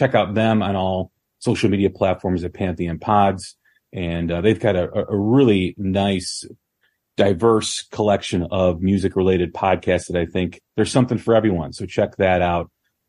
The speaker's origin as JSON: {"language": "English", "town": "Chicago", "region": "Illinois", "country": "United States", "tie": "born or raised there", "said": "growing up in Chicago"}